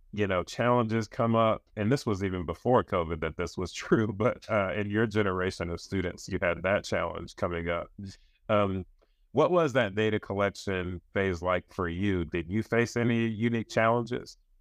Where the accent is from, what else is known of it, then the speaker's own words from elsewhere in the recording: North Carolina, United States; I'm from North Carolina